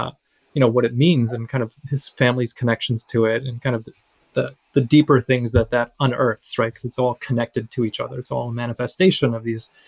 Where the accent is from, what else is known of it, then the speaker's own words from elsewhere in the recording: United States; As a teenager and as being a Filipino American, like if I were reading about all of this, kind of what would I think about it and how would I process it?